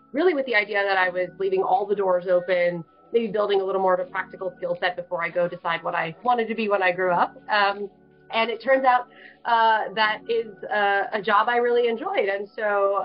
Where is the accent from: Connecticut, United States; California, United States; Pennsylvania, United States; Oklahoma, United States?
California, United States; Bay Area; now in Chicago, United States; I definitely grew up, born and raised in the Bay Area